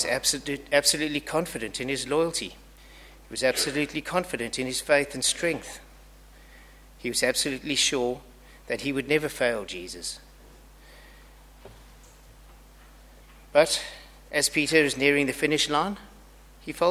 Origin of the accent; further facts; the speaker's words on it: Zimbabwe; now in Australia; I have an accent, and it's not too hard to tell that I'm from Zimbabwe. It's pretty obvious I'm not Australian